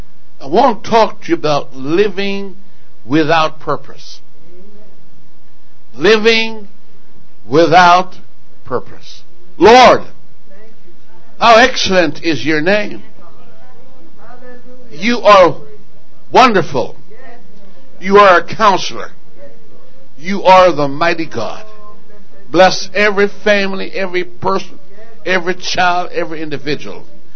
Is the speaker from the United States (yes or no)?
no; Jamaica; born there; also born or lived in England; Now, I was born in Jamaica, and as a kid, I thought, why would I be born? I lived in England and asked the question, what am I doing here?